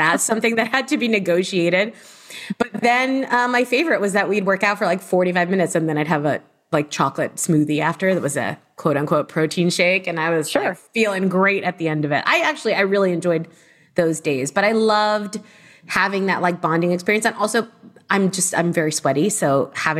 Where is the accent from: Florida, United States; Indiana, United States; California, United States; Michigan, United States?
Florida, United States; Miami; I also grew up in Miami, Florida